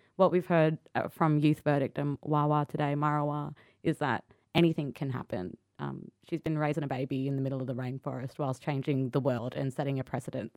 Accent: Sydney, New South Wales, Australia; also born or lived in Cunnamulla, Queensland; I grew up there until I was about seven, and then we moved to Sydney and Marrickville

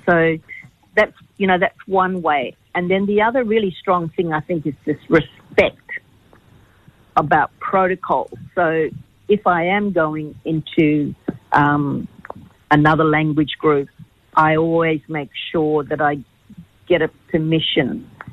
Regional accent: Australia; I'm Aboriginal. I'm proud to be an Aboriginal

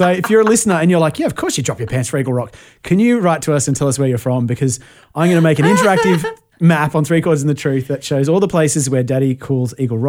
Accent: Tamworth, New South Wales, Australia; I grew up in Tamworth

